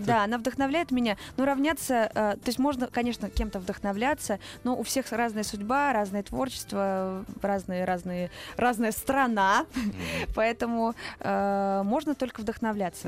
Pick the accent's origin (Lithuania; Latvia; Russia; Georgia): Russia; Saratov, Saratov Oblast; moved away as an adult; now in Moscow, Russia; Я из Саратова, э, живу в Москве пять лет